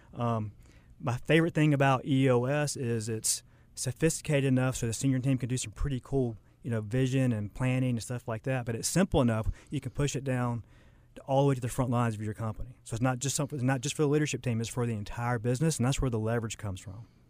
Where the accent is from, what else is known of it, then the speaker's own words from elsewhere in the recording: Charlotte, North Carolina, United States; also born or lived in Lake Norman; I kinda grew up in Charlotte, um, moved around a little bit, grew, went to high school, Lake Norman